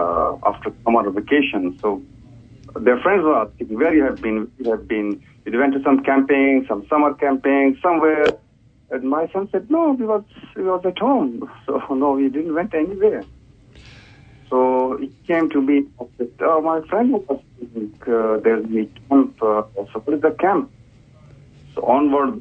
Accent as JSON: {"language": "English", "country": "Pakistan", "also_born_or_lived": "Indonesia", "second_language": "English", "moved": "as an adult", "lives_now": "Hamilton, New Zealand", "said": "I'm from Pakistan and spent 5 years as a refugee life in Indonesia"}